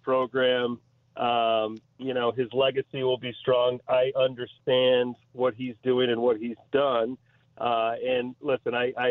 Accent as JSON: {"language": "English", "town": "Grosse Pointe", "region": "Michigan", "country": "United States", "tie": "born or raised there", "moved": "as an adult", "lives_now": "Chicago, United States", "said": "getting back to my hometown"}